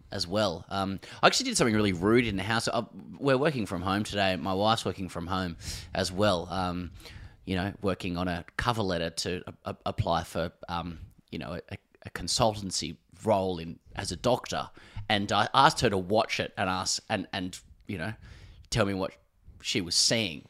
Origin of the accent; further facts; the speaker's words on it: Australia; we're from Australia